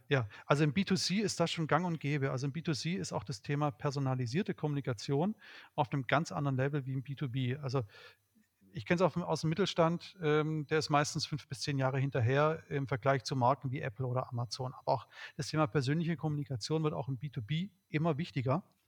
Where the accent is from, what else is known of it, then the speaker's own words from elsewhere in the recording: Swabia, Baden-Württemberg, Germany; ich bin Schwabe